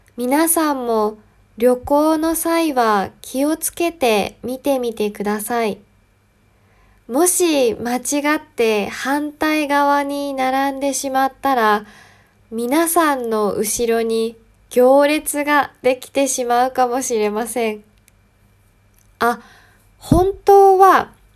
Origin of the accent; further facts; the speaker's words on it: Yamagata, Japan; 私の出身は山形ですが、山形にも面白い方言があります